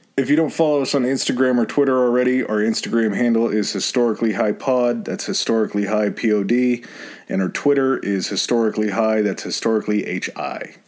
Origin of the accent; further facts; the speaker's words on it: United States; being an American